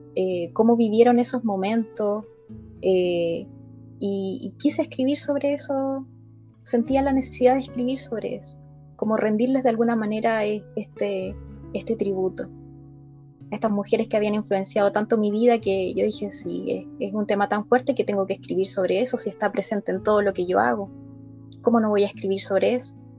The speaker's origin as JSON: {"language": "Spanish", "town": "Linares", "region": "Maule", "country": "Chile", "also_born_or_lived": "Talca", "said": "soy, soy de Linares, vivo en Linares"}